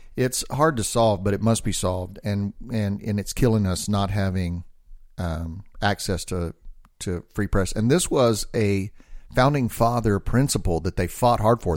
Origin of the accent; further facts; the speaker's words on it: United States; I'm an American